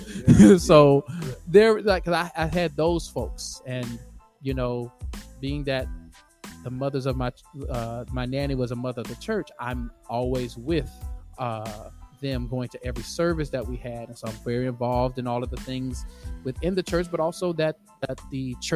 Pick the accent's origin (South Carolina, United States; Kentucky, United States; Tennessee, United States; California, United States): Tennessee, United States; Nashville; also born or lived in Baltimore, Maryland / Boston, Massachusetts; I grew up in Bellevue.